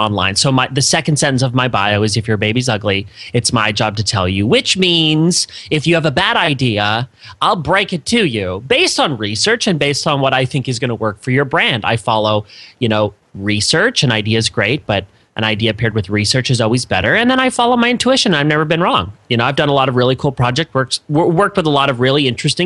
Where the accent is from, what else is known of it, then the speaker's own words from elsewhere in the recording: Canada; moved away as an adult; also born or lived in Florida, United States; now in United States; I am Canadian. I like to let people know. Grew up in Canada. I moved to the States. For grad school and just ended up staying.